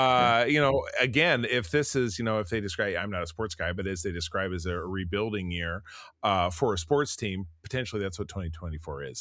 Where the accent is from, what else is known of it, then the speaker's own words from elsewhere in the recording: Grosse Pointe, Michigan, United States; my hometown of Grosse Pointe, Michigan